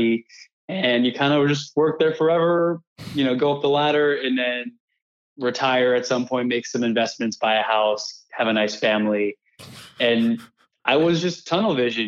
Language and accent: English; Houston, Texas, United States; also born or lived in Brooklyn, New York; I've been in Houston my whole life